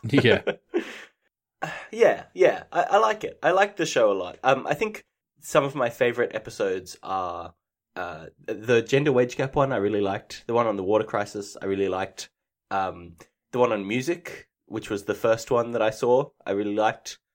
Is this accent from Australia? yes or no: yes; Australia; I'm Australian